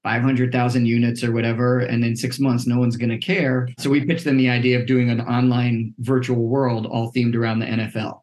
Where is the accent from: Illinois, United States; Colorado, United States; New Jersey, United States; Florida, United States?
New Jersey, United States; moved away as an adult; also born or lived in Boston / New York; now in Los Angeles, United States; I grew up in New Jersey